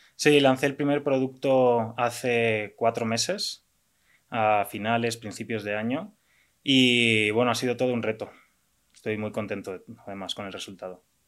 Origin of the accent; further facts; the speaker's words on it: Valencia, Valencian Community, Spain; moved away as an adult; also born or lived in London; now in Mexico; soy diseñador industrial de Valencia, España. Y bueno, llevo ya ocho años en México.